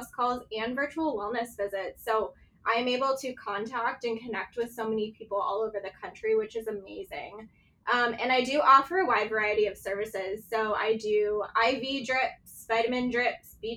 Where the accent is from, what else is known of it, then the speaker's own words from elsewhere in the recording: East Coast, United States; now in Scottsdale, United States; growing up on the East Coast